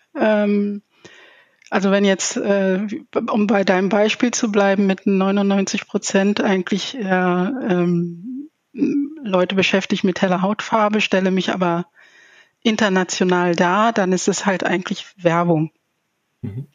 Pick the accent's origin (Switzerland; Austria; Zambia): Zambia; now in Germany; ich komme aus Sambia